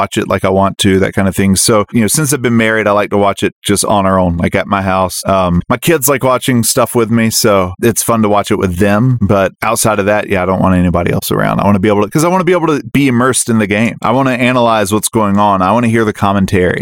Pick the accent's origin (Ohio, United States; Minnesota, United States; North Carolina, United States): North Carolina, United States; moved away; also born or lived in Seattle; I grew up in North Carolina